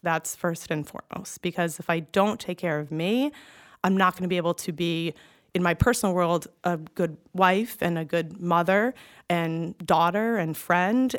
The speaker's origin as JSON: {"language": "English", "region": "Massachusetts", "country": "United States", "also_born_or_lived": "Connecticut", "moved": "as an adult", "said": "John's company transfers him back to the Boston location. So we moved back home"}